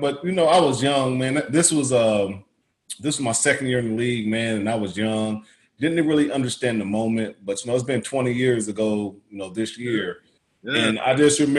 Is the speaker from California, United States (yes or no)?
no; Indiana, United States; I'm from Indiana.